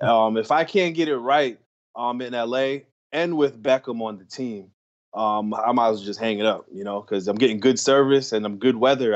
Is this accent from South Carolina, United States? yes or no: no; New York, United States; moved away; also born or lived in Los Angeles; I'm from New York